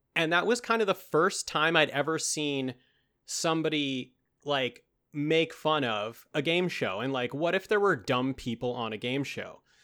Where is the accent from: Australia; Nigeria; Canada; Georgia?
Canada; accent: Canadian; when it's Canada Day, my, my true accent comes out, eh